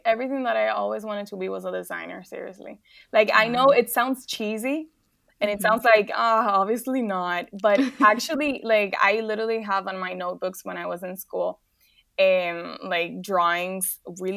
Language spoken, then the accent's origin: English; Dominican Republic; moved away as an adult; also born or lived in Paris; I'm from Dominican Republic